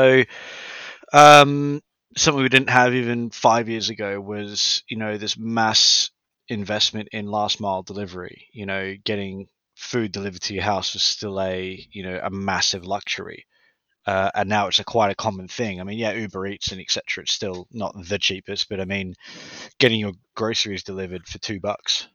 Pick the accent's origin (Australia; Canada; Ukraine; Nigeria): Australia; moved away as an adult; now in United Kingdom; I'm from Australia.